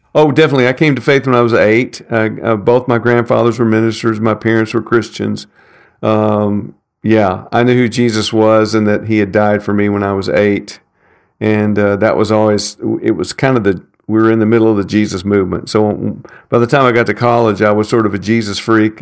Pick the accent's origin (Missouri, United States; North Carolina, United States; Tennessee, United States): Tennessee, United States; Nashville; I grew up in North Nashville in Madison